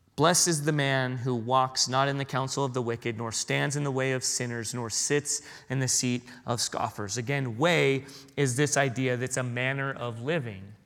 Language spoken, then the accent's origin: English; San Diego, California, United States; moved away; I grew up in San Diego